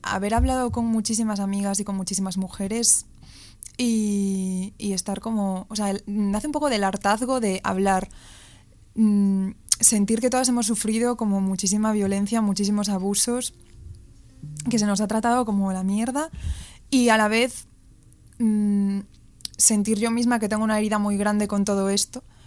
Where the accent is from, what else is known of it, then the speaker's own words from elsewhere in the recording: Ourense, Galicia, Spain; moved away as an adult; now in Madrid, Spain; soy de Ourense, la ciudad más fea de Galicia